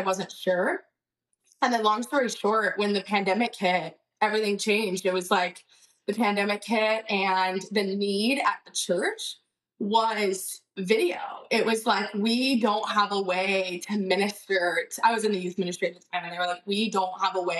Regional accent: Austin and Waco, Texas, United States; I was born and raised in Austin and Waco.

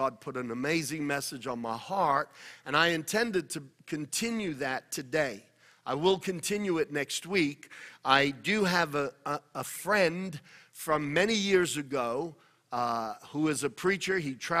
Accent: New York, United States; We both grew up in New York. We're both from Italian background, Italian descent.

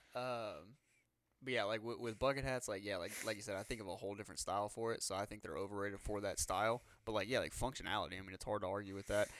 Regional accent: Louisiana, United States; we're from Louisiana

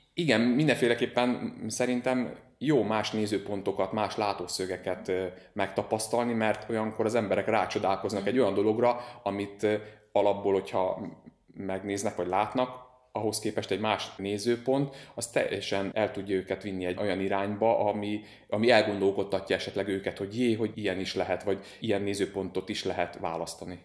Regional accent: Szeged, Csongrád-Csanád, Hungary; also born or lived in Nagykőrös; Szegeden élek, nagykörösen születtem, de igazából tőzsgyökeres Szegedének mondom magam

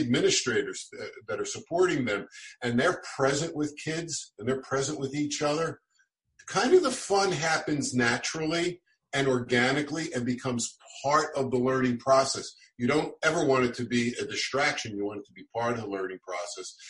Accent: Philadelphia, Pennsylvania, United States; moved away; also born or lived in Poway, California; where I grew up in South Philadelphia

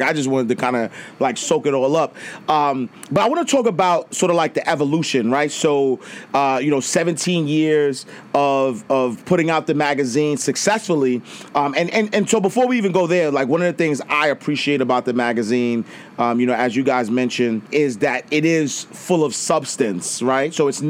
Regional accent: Harlem, New York, United States; because, you know, me growing up, you know, like I grew up in Harlem

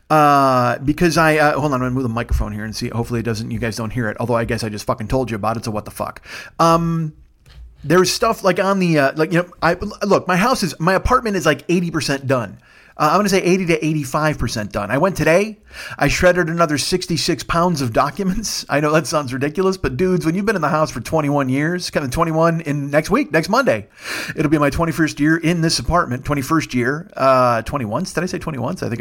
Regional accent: Kitchener, Ontario, Canada; But I'm still Canadian. I, I, I left my heart in Kitchener, Ontario.

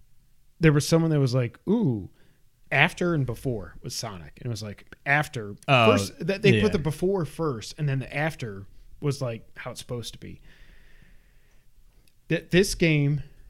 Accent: New York, United States; We're from New York. I don't care.

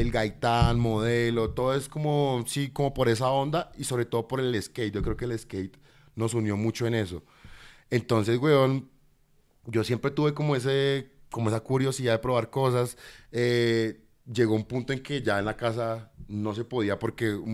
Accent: Cartagena, Bolívar, Colombia; born there; also born or lived in Buenos Aires / Bogotá; Yo, yo nací en Cartagena. A los tres años de Cartagena me fui para Buenos Aires, porque mi mamá se especializó en pediatría en Buenos Aires.

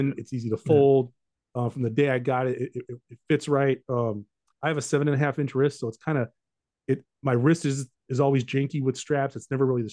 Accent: Southern California, United States; I'm from Southern California.

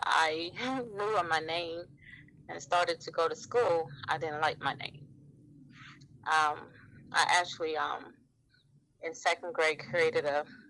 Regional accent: Georgia, United States; now in Newport News, United States; I am originally from Georgia. I live here in Newport News, Virginia

